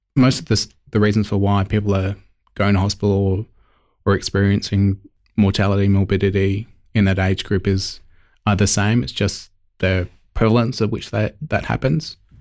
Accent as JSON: {"language": "English", "town": "Elizabeth", "region": "South Australia", "country": "Australia", "tie": "born or raised there", "said": "one of four, as I said, growing up in Elizabeth, surrounded by family"}